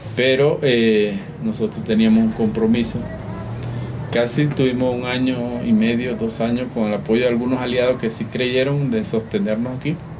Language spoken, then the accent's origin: Spanish; Venezuela; moved away as an adult; now in Cuenca, Ecuador